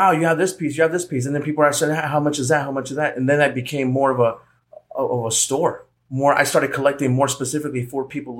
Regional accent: Phoenix, Arizona, United States; Born and raised in Phoenix here in Arizona, the Wild West.

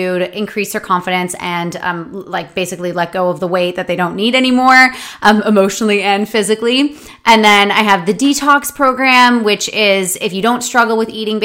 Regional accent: Canada; I'm from Canada

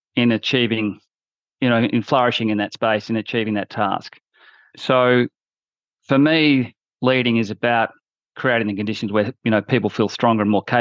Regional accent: Australia; moved away as an adult; also born or lived in London, United Kingdom; I'm a junior auditor as an Australian in a London firm

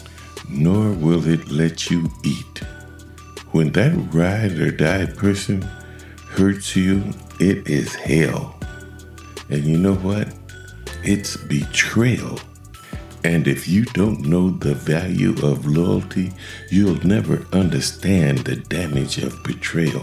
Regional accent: Ohio, United States; my home state, Ohio

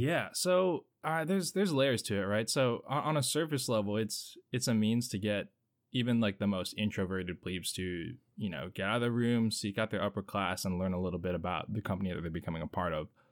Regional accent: Hampton Roads area of Virginia, United States; I'm from the Hampton Roads area of Virginia, so uh, not a stranger to Navy life

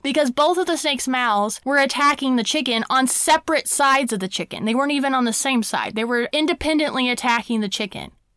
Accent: Brown County, Indiana, United States; my small hometown, Brown County in Indiana

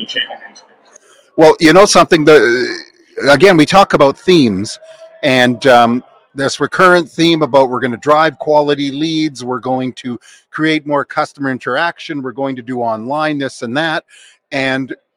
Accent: Vancouver, British Columbia, Canada; we're from Vancouver, Canada

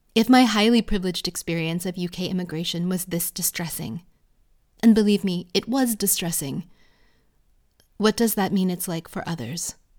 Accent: United States; born or raised there; now in United Kingdom

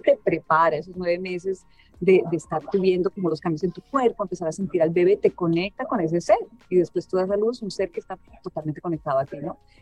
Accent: Colombia; moved away; yo crecí en Colombia

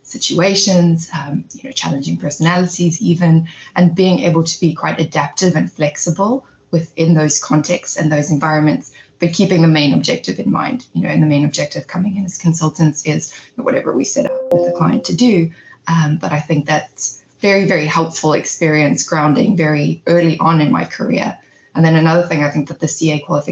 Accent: South Africa; moved away as an adult; now in New York, United States; growing up in South Africa

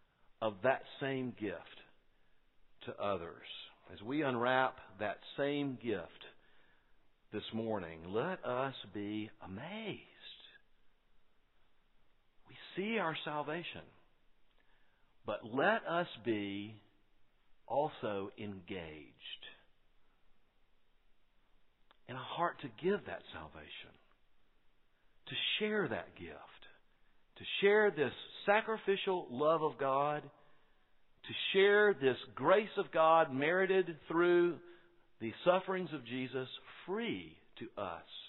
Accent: Quincy, Florida, United States; You can tell I'm from Quincy, Florida.

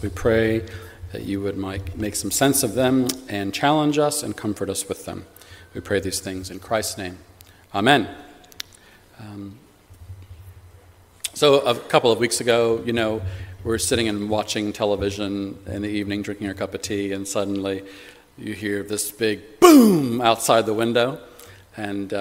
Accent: United States; moved away as an adult; now in United Kingdom; Growing up in the States

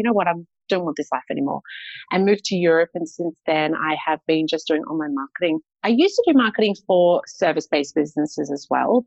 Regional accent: Australia; born or raised there; moved away as an adult; also born or lived in Poland

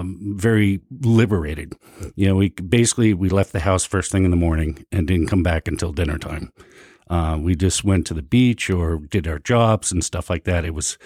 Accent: New Jersey, United States; also born or lived in New England; So I'm originally from New Jersey.

